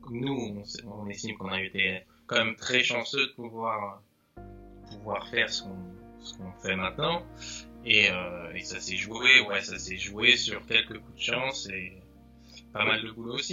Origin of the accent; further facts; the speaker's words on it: Coulommiers, Île-de-France, France; moved away as an adult; now in Paris, France; de Coulommiers. De Coulommiers